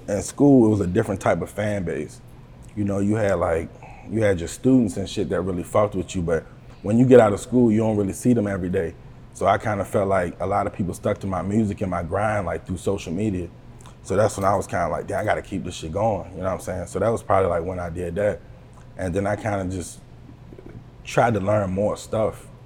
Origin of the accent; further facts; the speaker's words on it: Buckingham, Virginia, United States; I'm from the Buck, you know what I mean? Buckingham, Virginia, 434, you know. That's where I come from.